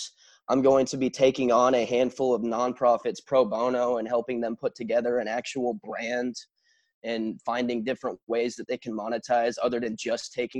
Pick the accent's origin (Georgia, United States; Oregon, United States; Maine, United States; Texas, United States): Texas, United States; Wimberley; born or raised there